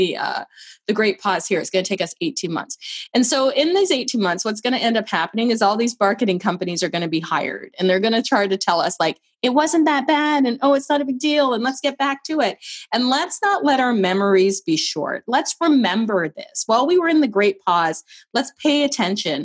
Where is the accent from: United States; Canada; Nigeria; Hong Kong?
Canada; also born or lived in Barbados; As a Canadian